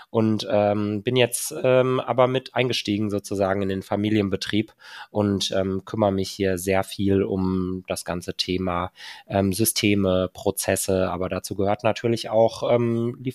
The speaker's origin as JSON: {"language": "German", "town": "Cologne", "region": "North Rhine-Westphalia", "country": "Germany", "said": "Ich komme aus Köln"}